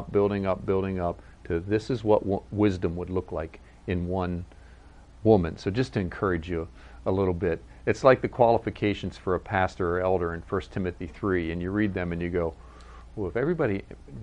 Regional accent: United States; also born or lived in Virginia / Maryland / Pennsylvania; where I grew up in Virginia, Maryland, Pennsylvania

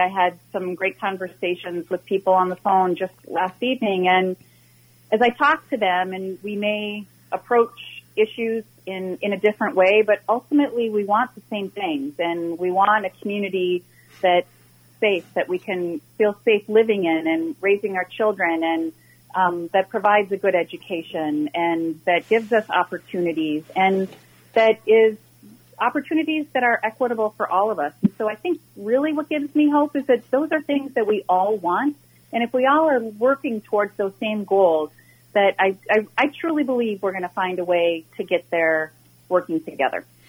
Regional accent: Minnetonka, Minnesota, United States; born or raised there

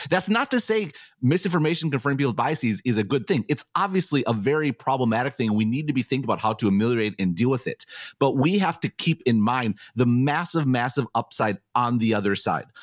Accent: Taiwan; I'm from Taiwan

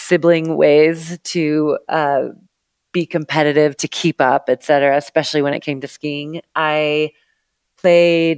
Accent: Seattle, Washington, United States; now in Telluride, United States; I grew up in the Northwest out of Seattle, Washington

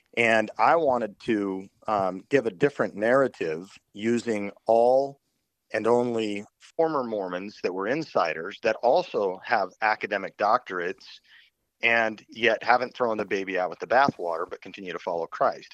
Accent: Utah, United States; moved away as an adult; I grew up in Utah for the first two decades of my life.

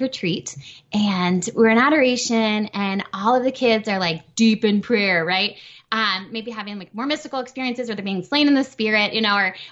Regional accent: Minnesota, United States; moved away; I'm originally from Minnesota.

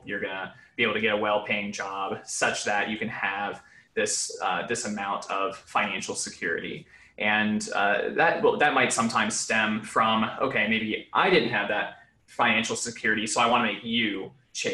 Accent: Mechanicsville, Virginia, United States; I grew up in Mechanicsville, Virginia, which is right outside of Richmond

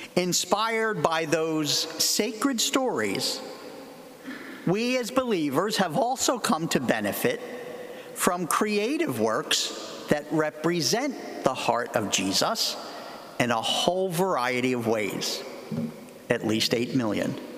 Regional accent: Philadelphia, Pennsylvania, United States; I come from Philadelphia

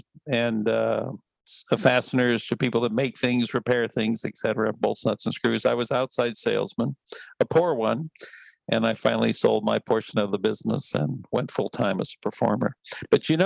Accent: El Monte, California, United States; also born or lived in West Covina; I was actually in a town called El Monte, which is about 15 miles east of LA on Highway 10

